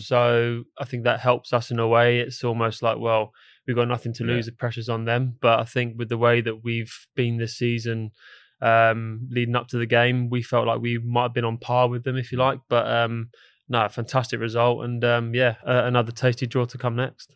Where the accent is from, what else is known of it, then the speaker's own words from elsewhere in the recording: England, United Kingdom; now in London, United Kingdom; for me being English